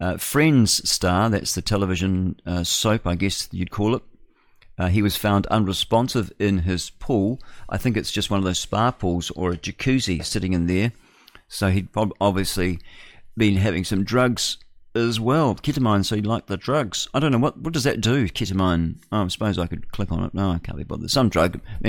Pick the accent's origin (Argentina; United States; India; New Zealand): New Zealand; what does it matter where I'm from? You know, I'm a Kiwi, I'm New Zealander, like that.